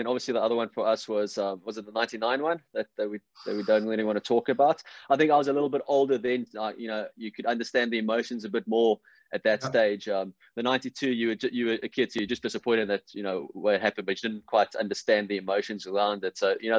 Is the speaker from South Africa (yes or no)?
yes; Witbank, Mpumalanga, South Africa; also born or lived in Roodepoort; I spent most of my schooling career in Witbank also, and, you know, grew up there. So, yeah, I was born in Rudyport, but moved around quite a bit and then, you know, eventually settled in a place called Witbank.